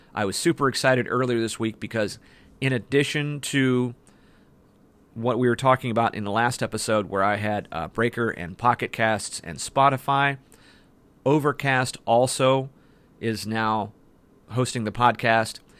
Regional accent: Ohio, United States; That's my home state

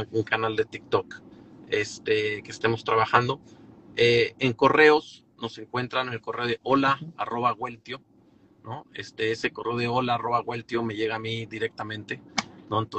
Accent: Torreón, Coahuila, Mexico; Yo originalmente soy de Torreón.

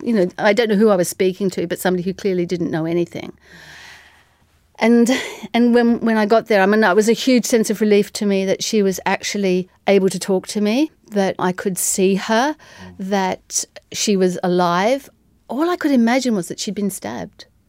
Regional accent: Tasmania, Australia; I'm from Tasmania

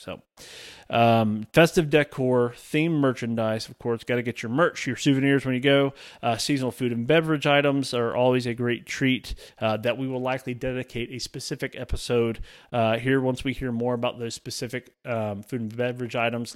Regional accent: Alabama, United States; also born or lived in Georgia; residents of Alabama, so my home state

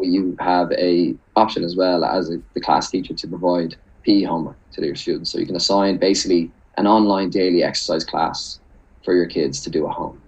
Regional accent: Dublin, Leinster, Ireland; I'm from Dublin

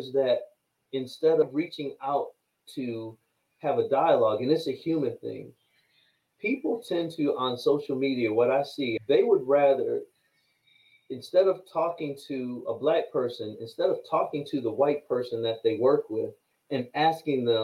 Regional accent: New York, United States; I'm from New York.

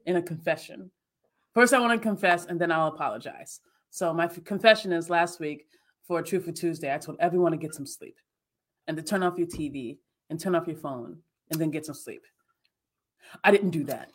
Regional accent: New York, United States; I'm a New Yorker at heart. I'm from New York.

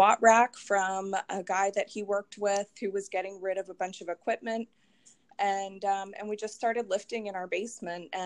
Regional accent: Philadelphia area, Pennsylvania, United States; I grew up in the area

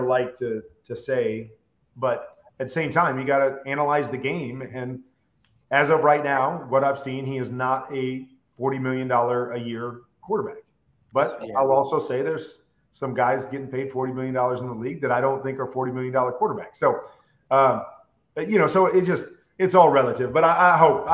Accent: Iowa, United States; I was from Iowa

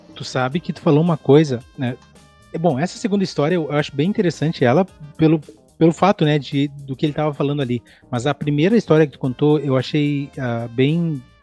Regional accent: Quaraí, Rio Grande do Sul, Brazil; eu nasci em Quaraí, que é fronteira com Artigas, no Uruguai

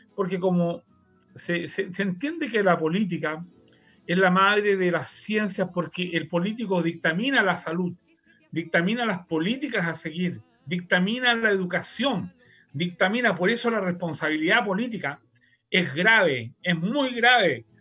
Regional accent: Santiago, Santiago Metropolitan Region, Chile; also born or lived in Spain; en Santiago, en los barrios en que nací

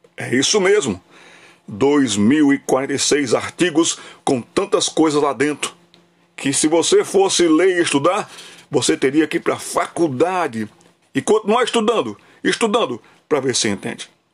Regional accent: Brazil; Sou brasileiro porque eu nasci na nação do Brasil.

